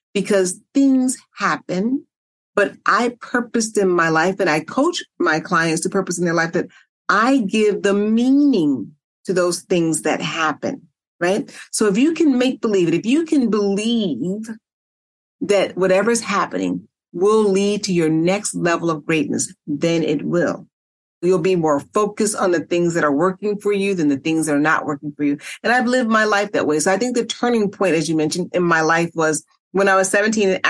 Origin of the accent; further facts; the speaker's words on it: Chicago, Illinois, United States; I grew up in poverty on the South Side of Chicago.